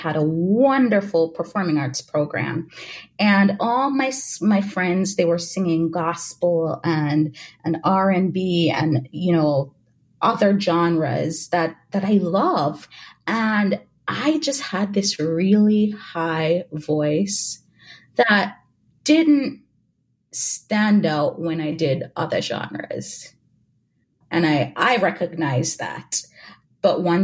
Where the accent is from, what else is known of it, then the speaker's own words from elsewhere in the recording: Jamaica; moved away; also born or lived in Louisiana; I grew up in Jamaica.